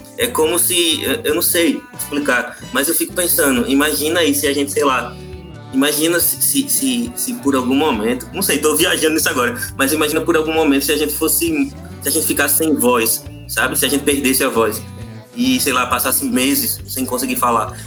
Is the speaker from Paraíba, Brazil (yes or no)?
yes; Paraíba, Brazil; eu sou da Paraíba, com H